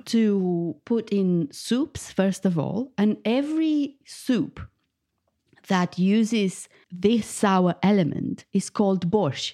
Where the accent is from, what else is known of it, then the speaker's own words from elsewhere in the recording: Bucharest, Romania; moved away as an adult; now in United Kingdom; I was born in Bucharest, the capital of Romania. and I moved to the U K fifteen years ago.